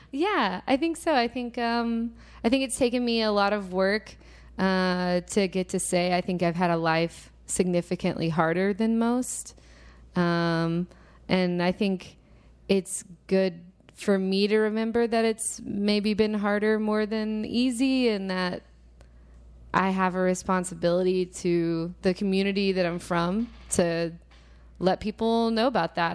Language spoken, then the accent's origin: English; Little Rock, Arkansas, United States; moved away; also born or lived in Texas; I'm from Little Rock, Arkansas originally